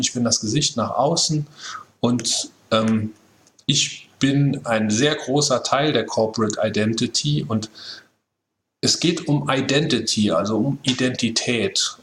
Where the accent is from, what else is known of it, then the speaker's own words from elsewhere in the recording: Saarland, Germany; Wir sind da ja als, als Saarländer